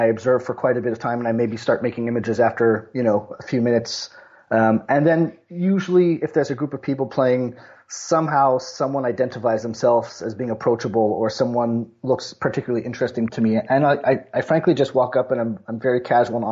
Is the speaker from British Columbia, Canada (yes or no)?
no; Montreal, Quebec, Canada; I grew up in Montreal, and shinny was just the way we lived our winters